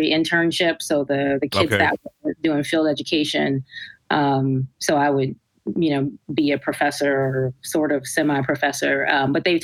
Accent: New Jersey, United States; also born or lived in Brooklyn, New York; I was born in Brooklyn, New York. So we started off there for a few years of my life. And then elementary school, we came over to New Jersey.

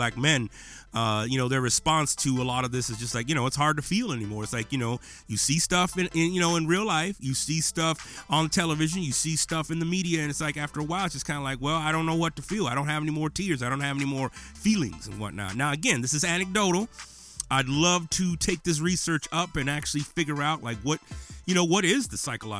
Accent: Menard, Texas, United States; this is what I grew up with in Menard, Texas

